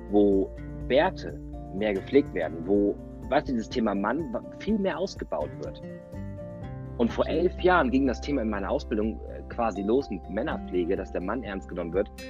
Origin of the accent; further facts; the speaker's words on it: Germany; Alter, ich bin Deutscher, ich halte mein, mein Gesicht aus dem Fenster und bin glatt rasiert.